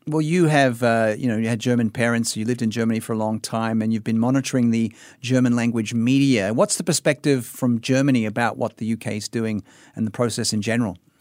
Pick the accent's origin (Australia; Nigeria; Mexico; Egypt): Australia; Sydney, New South Wales; moved away; I was in my hometown of Sydney